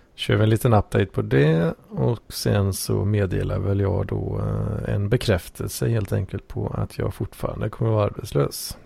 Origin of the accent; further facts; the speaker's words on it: Sweden; som svensk